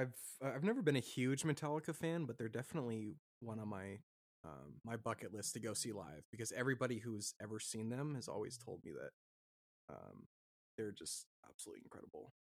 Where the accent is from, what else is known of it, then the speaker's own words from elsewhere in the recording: Washington, United States; I grew up in Washington